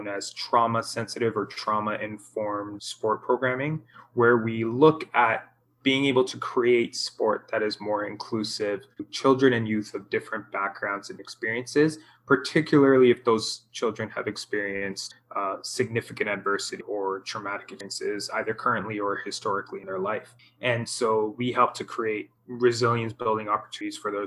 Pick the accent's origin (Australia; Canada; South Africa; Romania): Canada; growing up in Canada